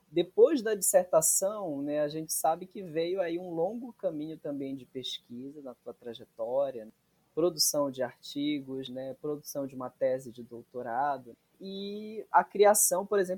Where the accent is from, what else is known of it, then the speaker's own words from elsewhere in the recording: Salinas, Brazil; eu sou de Salinas